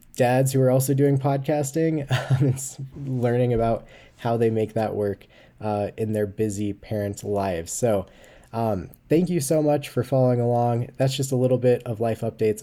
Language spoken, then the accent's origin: English; Colorado, United States; my home state of Colorado